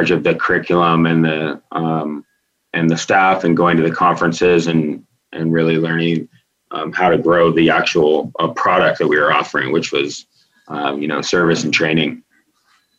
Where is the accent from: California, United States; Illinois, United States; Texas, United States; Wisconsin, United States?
California, United States; Davis; I grew up in Northern California. My family was third generation Davis residents up in Davis, California